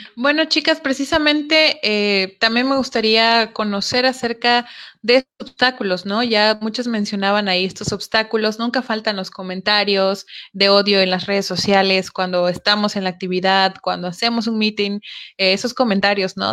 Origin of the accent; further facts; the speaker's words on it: Chiapas, Mexico; Nosotras somos aquí de Chiapas, igual que Pato y Alex.